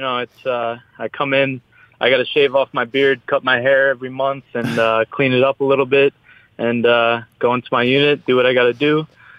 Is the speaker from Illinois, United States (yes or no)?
no; Huntington, New York, United States; moved away as an adult; also born or lived in Tampa, Florida; I grew up Huntington, Long Island.